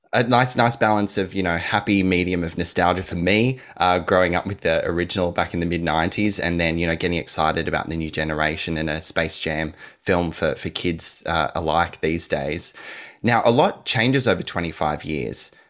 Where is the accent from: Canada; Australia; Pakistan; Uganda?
Australia; Sydney, New South Wales; I'm from Sydney